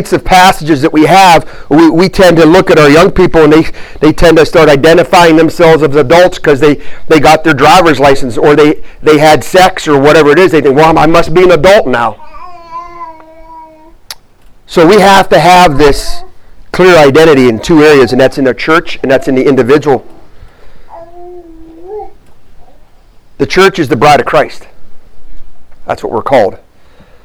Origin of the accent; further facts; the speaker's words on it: Warren, Ohio, United States; moved away as an adult; also born or lived in Missouri / Virginia; I grew up in a town called Warren, Ohio.